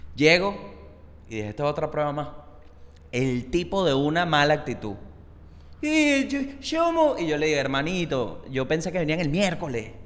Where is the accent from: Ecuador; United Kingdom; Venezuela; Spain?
Venezuela; moved away; also born or lived in Chile; yo siendo venezolano con trabajo afuera